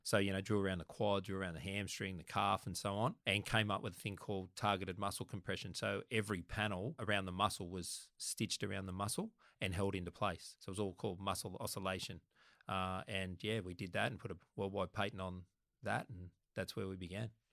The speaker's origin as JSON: {"language": "English", "town": "Sydney", "region": "New South Wales", "country": "Australia", "tie": "born or raised there", "said": "I was born actually in Lenten Parade in Waterloo, so about, it's only about a hundred metres from Redfern Oval."}